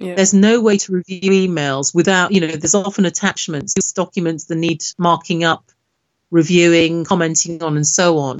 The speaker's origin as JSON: {"language": "English", "country": "Nigeria", "moved": "yes", "lives_now": "United Kingdom", "said": "I'm originally from Nigeria"}